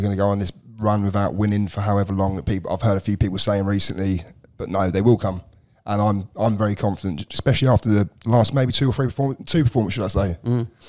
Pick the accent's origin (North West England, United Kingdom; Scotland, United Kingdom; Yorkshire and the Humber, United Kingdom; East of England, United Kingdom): East of England, United Kingdom; Luton; born there; I'm a Man United fan, but I was born in Luton, one of those ones.